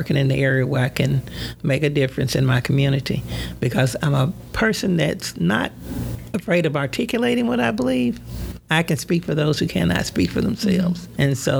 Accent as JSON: {"language": "English", "area": "Pinnacle Mountain area", "region": "Arkansas", "country": "United States", "tie": "born or raised there", "said": "we came from the Pinnacle Mountain area. That's where I was born and raised."}